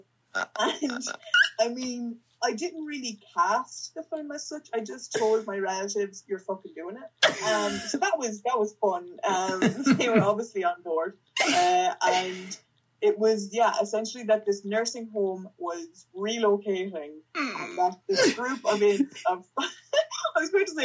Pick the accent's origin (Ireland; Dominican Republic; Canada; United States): Ireland; Nobber, Leinster; also born or lived in Dublin